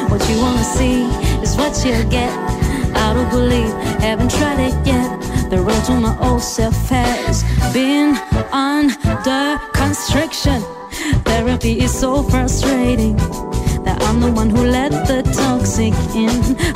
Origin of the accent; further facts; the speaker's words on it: Bat Yam, Tel Aviv District, Israel; also born or lived in Moscow, Russia; ממוסקבה. ואז באתי לבת ים.